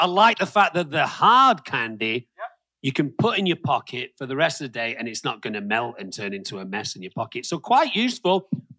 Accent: England, United Kingdom; now in United States; as a kid growing up, you growing up in Scotland, me growing up in England

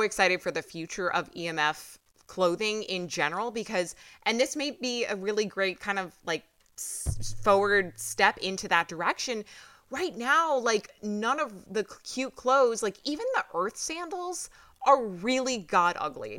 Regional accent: New York, United States; I'm from New York

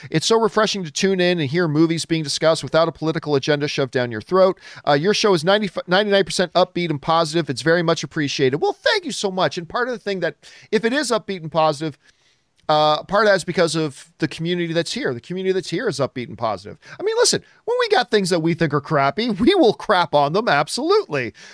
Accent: Canada; I'm from Canada

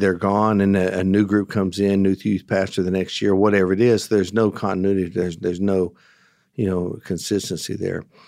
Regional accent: United States; also born or lived in Texas / Oklahoma; I grew up in Texas and Oklahoma.

